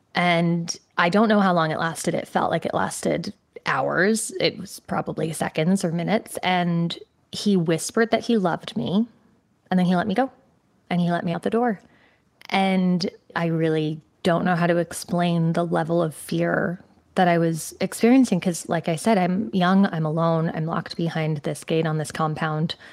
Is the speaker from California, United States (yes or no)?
no; Connecticut, United States; moved away; So I grew up in Connecticut.